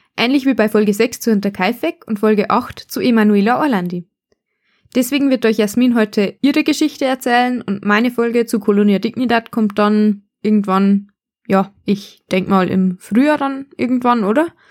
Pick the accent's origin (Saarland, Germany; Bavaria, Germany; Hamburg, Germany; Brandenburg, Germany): Bavaria, Germany; Bavarian Forest, Germany; accent: Bavarian; wir kommen beide aus dem Bayerischen Wald und unterhalten uns normalerweise im Dialekt